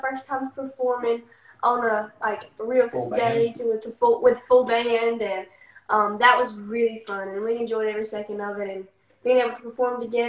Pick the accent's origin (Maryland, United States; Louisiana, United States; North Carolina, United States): North Carolina, United States; Whiteville; We are from White, North Carolina.